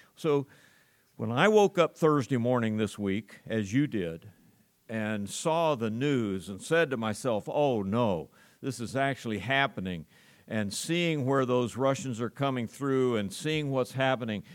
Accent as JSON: {"language": "English", "country": "United States", "said": "As an American"}